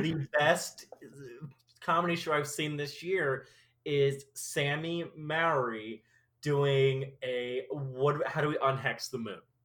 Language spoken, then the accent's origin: English; Omaha, Nebraska, United States; also born or lived in Treasure Island, California; I was born in like uh, Treasure Island, California, but I grew up in Omaha.